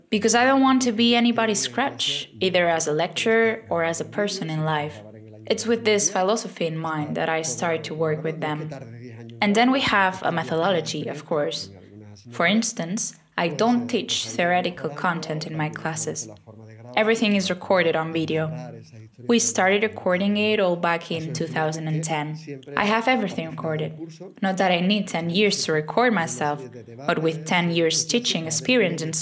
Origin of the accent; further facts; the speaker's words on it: Triana, Andalusia, Spain; accent: Triana accent; English is a second language; I'm from Triana, so my natural accent is that of this region but I'm not using it now.